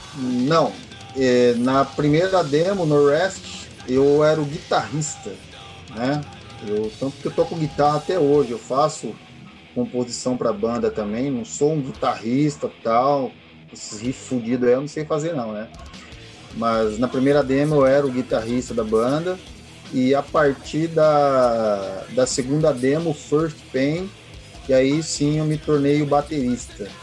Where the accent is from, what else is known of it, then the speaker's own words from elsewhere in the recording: Guarulhos, São Paulo, Brazil; nós somos de Guarulhos